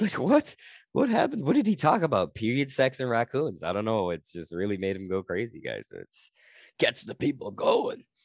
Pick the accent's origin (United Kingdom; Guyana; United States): Guyana; now in Canada; I'm from Guyana